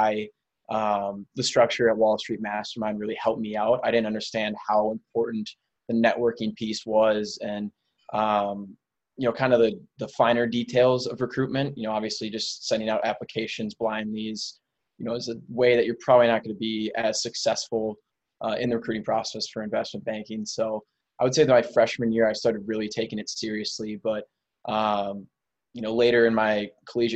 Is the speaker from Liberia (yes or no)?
no; Minneapolis, Minnesota, United States; I'm from the Minneapolis area, Minneapolis, Minnesota. I've lived here my whole life, you know, grew up in the area